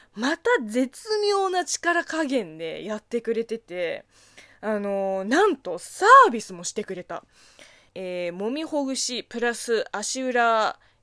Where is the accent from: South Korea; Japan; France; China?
China; 中 国生まれ、中国育ちの私